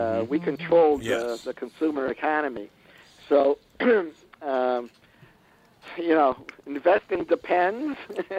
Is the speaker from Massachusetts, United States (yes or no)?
no; Shaker Heights, Ohio, United States; I was raised in Shaker Heights, and some of my fellow graduates made it in Hollywood